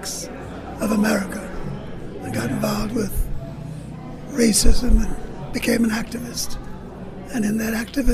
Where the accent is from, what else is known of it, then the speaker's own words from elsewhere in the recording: New York City, New York, United States; I was born in Harlem. I grew up in Harlem